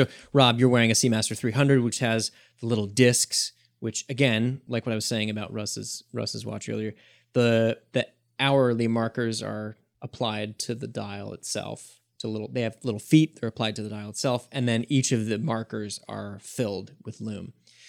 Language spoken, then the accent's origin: English; Michigan, United States; I'm from Northern Michigan, not the Upper Peninsula, but Northern Michigan.